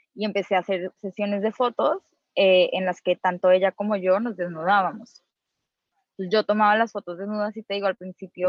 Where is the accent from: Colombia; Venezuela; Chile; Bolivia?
Colombia; moved away as an adult; now in Mexico; yo soy colombiana